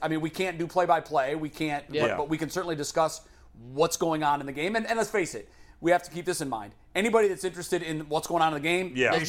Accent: Midwest, United States; moved away as an adult; also born or lived in Northeast United States; I grew up in the Midwest, and I'm Catholic, and most of my friends were Catholic.

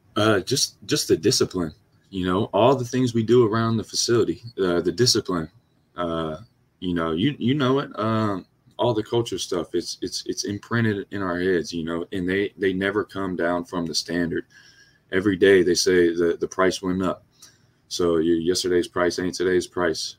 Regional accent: Louisiana, United States; moved away; I'm from Louisiana

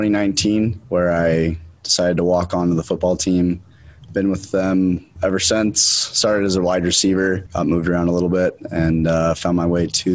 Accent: Salt Lake City, Utah, United States; I'm from Salt Lake City, Utah. I went to Highland High School

